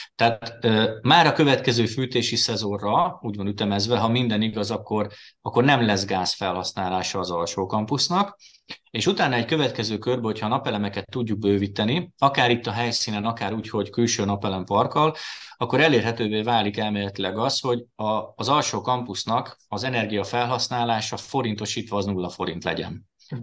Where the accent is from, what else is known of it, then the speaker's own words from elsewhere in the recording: Győr, Győr-Moson-Sopron, Hungary; moved away as an adult; now in Veszprém, Hungary; én Győrben nőttem föl, ugye ott jártam általános iskolába, Győrben a Révai gimnáziumba érettségiztem